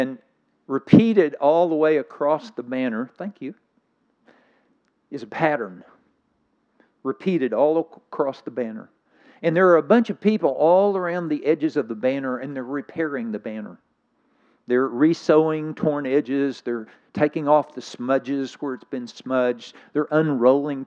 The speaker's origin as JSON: {"language": "English", "region": "Scotland", "country": "United Kingdom", "said": "I'm from Scotland."}